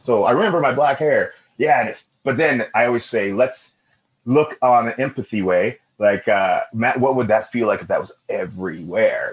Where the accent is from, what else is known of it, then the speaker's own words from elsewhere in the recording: Edmonton, Alberta, Canada; also born or lived in Amber Valley, Alberta; So home for me was Amber Valley, where my dad was born, now Edmonton.